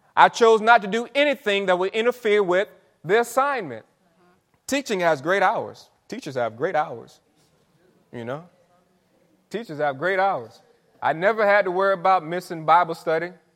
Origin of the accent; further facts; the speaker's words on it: St. Petersburg, Florida, United States; I'm from Saint Pete. Um, grew up not, right, not too far from here